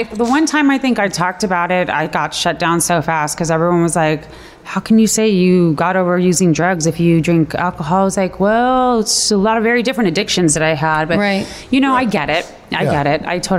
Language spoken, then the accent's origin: English; Los Angeles, California, United States; also born or lived in Palos Verdes; Born and raised here in L.A.